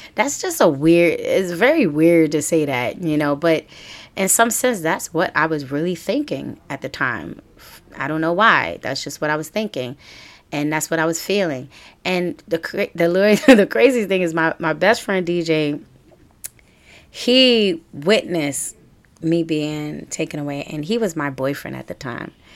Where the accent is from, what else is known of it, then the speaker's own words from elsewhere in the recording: New York City, New York, United States; also born or lived in Harlem / Brooklyn; I was born in Harlem, and I was raised in the Bronx